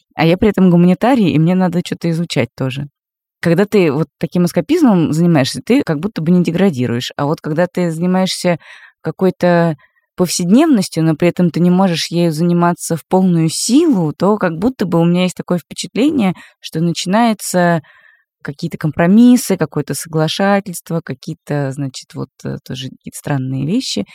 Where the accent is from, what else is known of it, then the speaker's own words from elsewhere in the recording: Moscow, Russia; Как москвичка